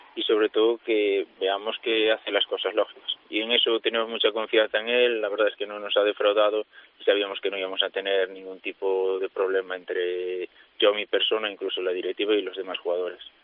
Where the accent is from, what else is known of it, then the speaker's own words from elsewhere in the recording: Boiro, Galicia, Spain; jugaba en preferente ya, y después me fui y sí, ahora era el primer año que estoy en categoría nacional en el equipo de mi pueblo